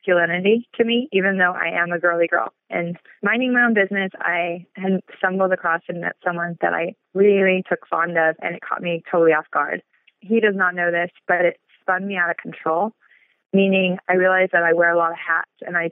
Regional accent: Los Angeles, California, United States; I'm born and raised in Los Angeles

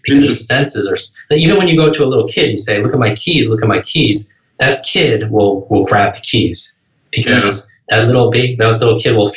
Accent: New York, United States; I can't even talk that slow because I'm from New York

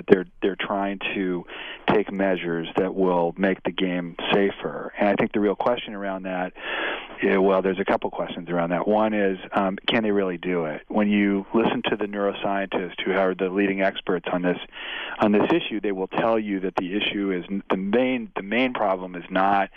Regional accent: San Francisco Bay Area, California, United States; In the Bay Area, in the San Francisco Bay Area

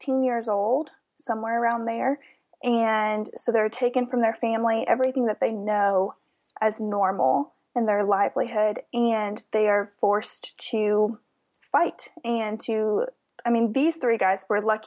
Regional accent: Georgia, United States; we are from Georgia originally

